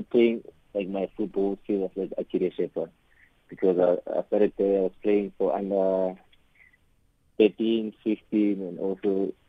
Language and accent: English; Pretoria, Gauteng, South Africa; I was born and raised in Mamelodi, in Pretoria.